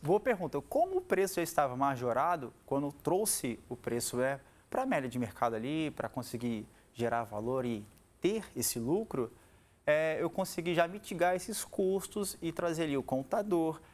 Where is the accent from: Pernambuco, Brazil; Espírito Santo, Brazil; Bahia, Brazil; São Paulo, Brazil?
Espírito Santo, Brazil; Vila Velha; Sou capixaba aqui da nossa terra, né? Aqui de Canela Verde, aqui de Vila Velha